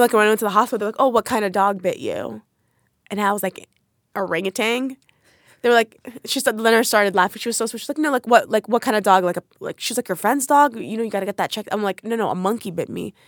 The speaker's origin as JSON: {"language": "English", "country": "United States", "tie": "born or raised there", "said": "I grew up in New York, New Jersey area."}